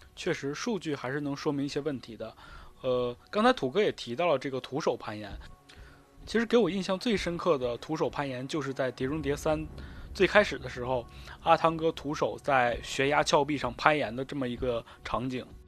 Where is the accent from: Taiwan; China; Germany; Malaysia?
China; Northeast China; 毕竟我是东北人